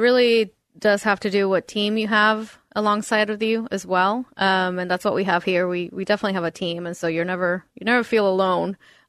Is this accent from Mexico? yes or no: yes; northern Mexico, Mexico; also born or lived in Eastern Washington; now in United States; Before then, I was living in Eastern Washington, and before then, I came from Northern Mexico.